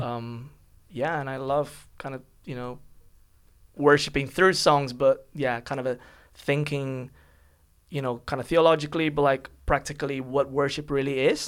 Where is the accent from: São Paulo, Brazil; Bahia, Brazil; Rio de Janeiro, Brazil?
São Paulo, Brazil; English is a second language; moved away as an adult; now in London, United Kingdom; I'm from Brazil